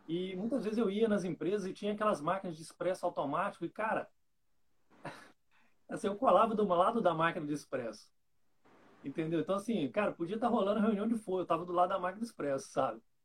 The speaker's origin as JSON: {"language": "Portuguese", "town": "Santo Antônio de Pádua", "region": "Rio de Janeiro", "country": "Brazil", "said": "Eu sou de Santo Antônio de Pádua, interior do Rio de Janeiro"}